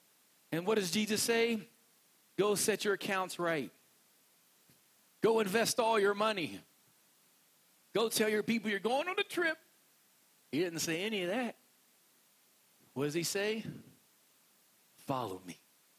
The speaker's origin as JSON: {"language": "English", "region": "West Virginia", "country": "United States", "accent": "West Virginia", "said": "I'm from West Virginia, and when I talk normally, I sound like this. And I'm not joking because this is my normal accent."}